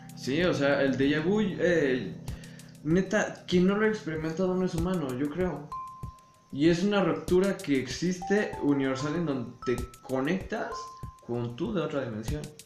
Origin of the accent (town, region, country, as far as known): Mexico